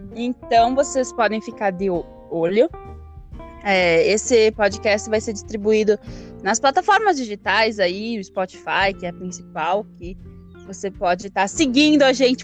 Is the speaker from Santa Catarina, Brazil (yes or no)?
yes; Concórdia, Santa Catarina, Brazil; born or raised there; also born or lived in Catuípe, Rio Grande do Sul